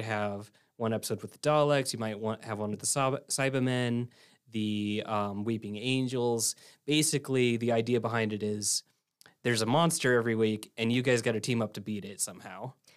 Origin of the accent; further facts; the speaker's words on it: Illinois, United States; now in Ridgecrest, United States; So I came from Illinois, um, in the mid-, in the middle of the Midwest, Corn Belt, everything.